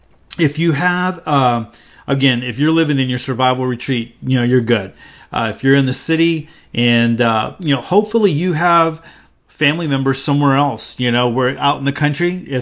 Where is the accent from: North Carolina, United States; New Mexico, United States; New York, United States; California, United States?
North Carolina, United States; I grew up here in the Carolinas hunting and fishing the woods and lakes.